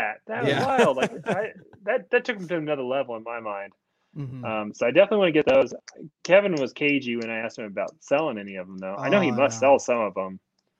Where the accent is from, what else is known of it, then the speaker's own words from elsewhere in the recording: China; And I am from China.